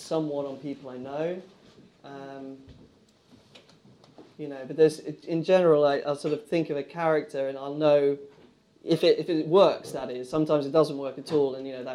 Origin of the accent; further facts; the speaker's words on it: England, United Kingdom; I was very much one of those English screenwriters. I think I'm very English in that respect